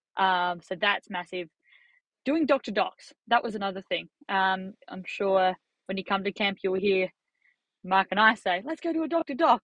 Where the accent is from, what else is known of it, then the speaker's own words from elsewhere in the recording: Australia; As an Australian